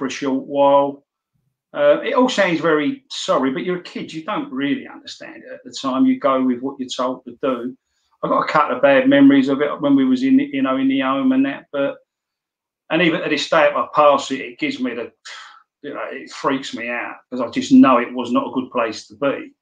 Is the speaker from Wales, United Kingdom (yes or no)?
no; London, United Kingdom; I come from Kentish Town, which is in Camden